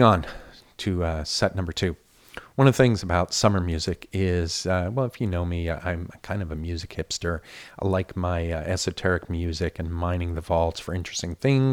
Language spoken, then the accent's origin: English; United States; I'm American.